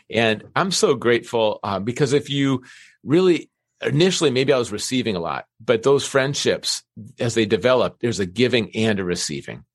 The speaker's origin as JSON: {"language": "English", "region": "Minnesota", "country": "United States", "tie": "born or raised there", "said": "I grew up in Minnesota"}